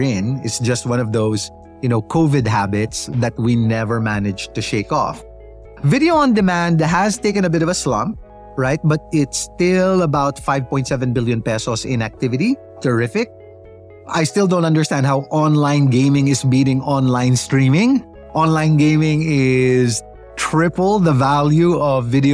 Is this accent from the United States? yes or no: no; Philippines